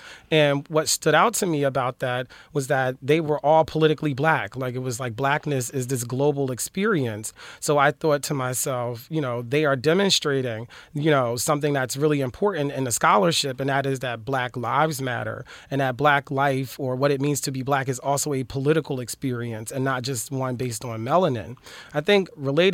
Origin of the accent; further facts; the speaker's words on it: Philadelphia, Pennsylvania, United States; now in Los Angeles, United States; I'm from Philly.